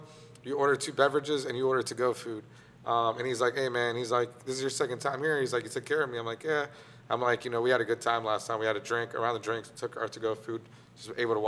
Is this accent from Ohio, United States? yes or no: no; New Orleans, Louisiana, United States; moved away; also born or lived in Weston, Florida; I'm from New Orleans.